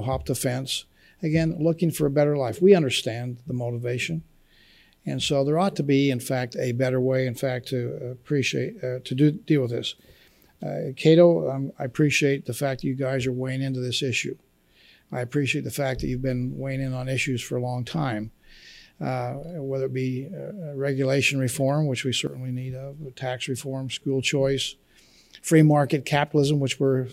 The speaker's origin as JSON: {"language": "English", "region": "Utah Valley", "country": "United States", "tie": "born or raised there", "said": "I was raised with migrant farm workers in my hometown in Utah Valley."}